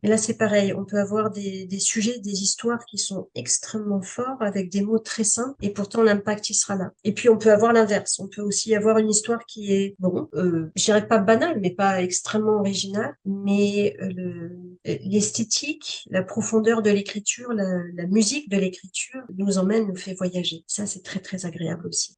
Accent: Canada; je suis, je suis canadienne

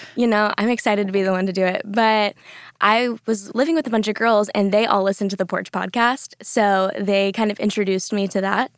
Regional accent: the Panhandle of Florida, United States; moved away as an adult; also born or lived in Orlando, Florida; now in Dallas, United States; I am from the Panhandle of Florida

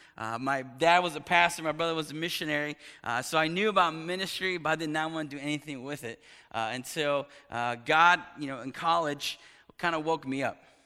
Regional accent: East Texas, United States; moved away as an adult; also born or lived in upstate New York; I was raised in East Texas

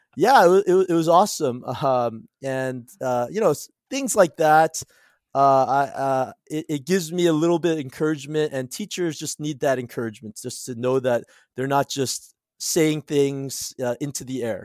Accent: Cerritos, California, United States; also born or lived in South Korea; I went to Whitney High School in Cerritos, California, so I grew up in Southern California

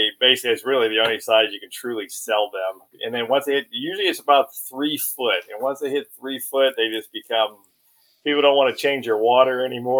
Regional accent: Pittsburgh, Pennsylvania, United States; moved away; I'm from Pittsburgh, Pennsylvania, and I live down here.

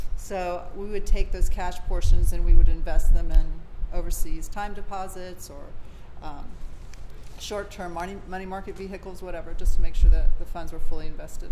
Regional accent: Gainesville, Florida, United States; I was born and raised in Gainesville, Florida.

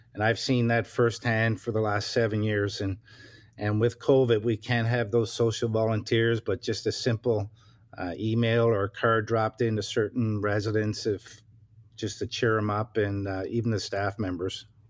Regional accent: Newfoundland and Labrador, Canada; now in Ontario, Canada; I'm originally from Newfoundland, uh, born and raised, uh, moved to Ontario, uh, nineteen ninety on July first, uh, with my family

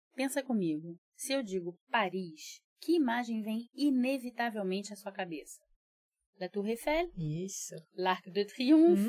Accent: Brazil; also born or lived in Rio de Janeiro; eu digo que sou brasileira, que moro no Rio

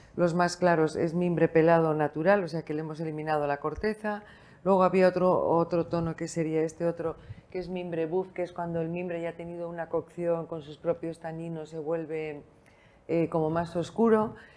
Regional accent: San Sebastián, Basque Country, Spain; moved away as an adult; also born or lived in Bilbao; now in Lugo, Spain; aunque soy vasca, nacida en San Sebastián, estudié en Bilbao biología

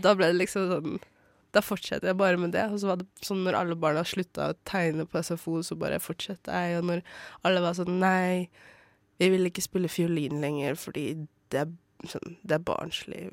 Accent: Bardu, Troms, Norway; now in Oslo, Norway; jeg vokste opp i Bardu, en, på en bitte, bitte liten plass og langt oppe i skogen

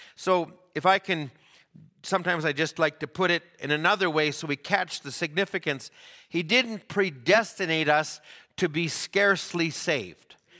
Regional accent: Canada

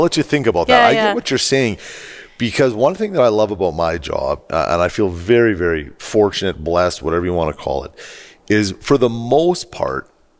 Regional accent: Edmonton, Alberta, Canada; huge Oilers fan because of meeting all of us from Edmonton.

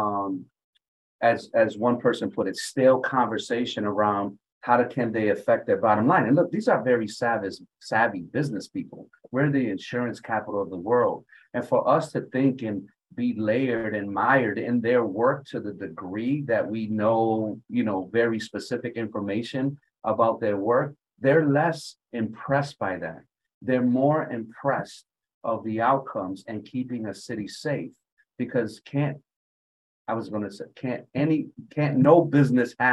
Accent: Hartford, Connecticut, United States; I had a very unique experience growing up in Hartford

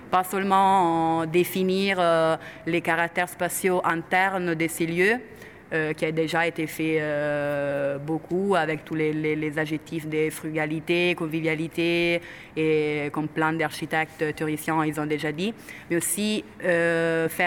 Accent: Italy; moved away; Je suis italienne.

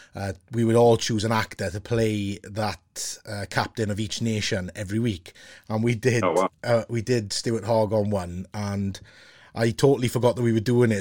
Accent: Wales, United Kingdom; being a Welshman

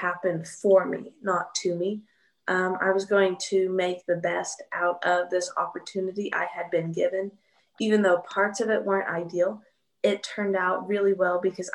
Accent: Marshfield, Missouri, United States; I have lived in Marshfield, Missouri my whole life.

